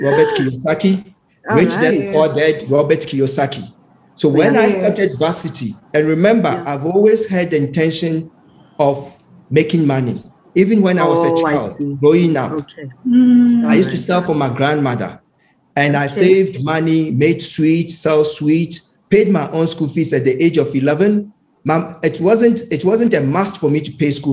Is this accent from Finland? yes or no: no; Ghana; when I was a child, as growing up in Ghana, my mom was the secretary